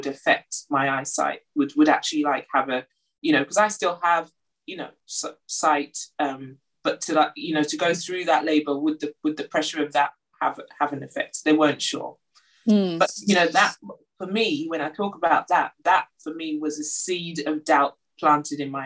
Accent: London, United Kingdom; moved away as an adult; now in Durham, United Kingdom; was born and brought up in London

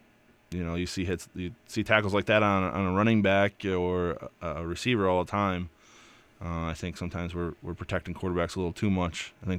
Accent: New York, United States; But I grew up in the Finger Lakes area of New York, very close to Western New York.

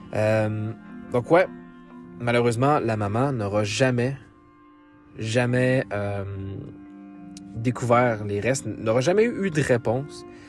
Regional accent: Quebec, Canada; dans ma propre ville natale d'où je viens au Québec

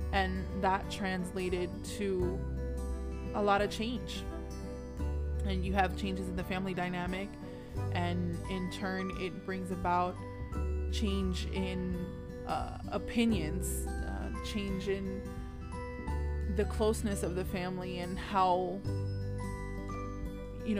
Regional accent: New York, United States; moved away; also born or lived in Orlando; I was born in New York

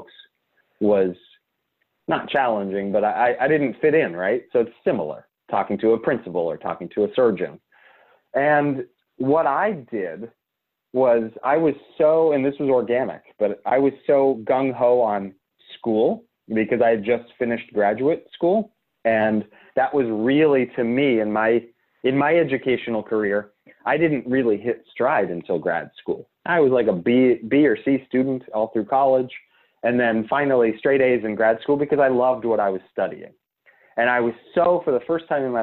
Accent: Pittsburgh, Pennsylvania, United States; moved away as an adult; also born or lived in Tampa, Florida; I'm from Pittsburgh, but I went to school in Tampa, Florida

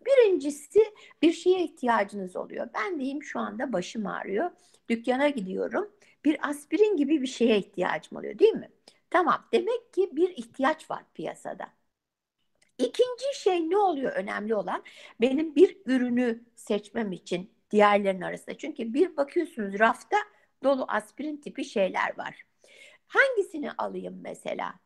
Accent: Turkey; also born or lived in Izmir; now in United States; Ben de senin gibi Türk'üm

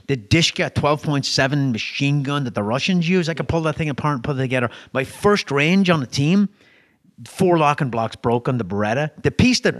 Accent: Ireland; moved away; I'm European, right? I grew up in Ireland

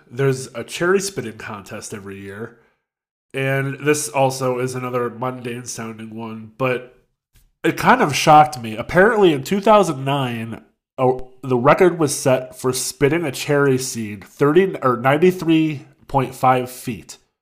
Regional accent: United States; I'm an American

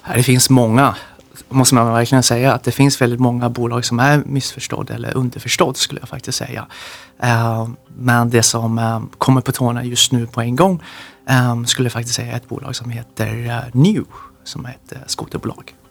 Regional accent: Sweden; jag är ju svensk i grunden, så jag är uppvuxen här

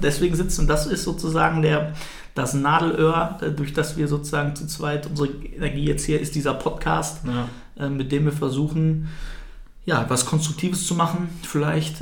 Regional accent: Altkreis, North Rhine-Westphalia, Germany; now in Bielefeld, Germany; ich bin im Altkreis groß geworden

